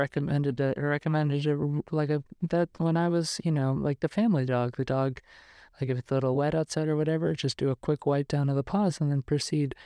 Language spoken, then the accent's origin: English; New York, United States; now in Los Angeles, United States; I'm from New York.